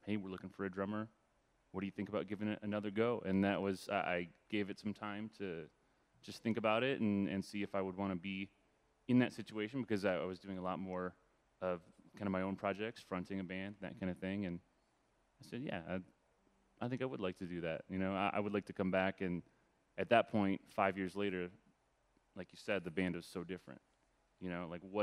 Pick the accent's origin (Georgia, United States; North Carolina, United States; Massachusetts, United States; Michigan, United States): Michigan, United States; Freeland; also born or lived in Ypsilanti, Michigan; A little town called Freeland, Michigan. Yeah, up near Saginaw area